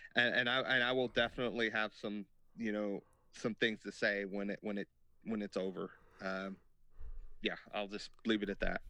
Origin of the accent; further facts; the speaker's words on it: United States; us being American boys and girls